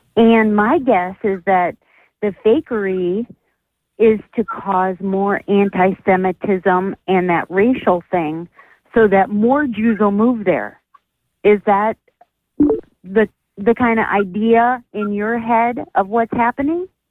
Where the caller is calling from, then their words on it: Olympia, Washington, United States; I'm calling from Olympia, Washington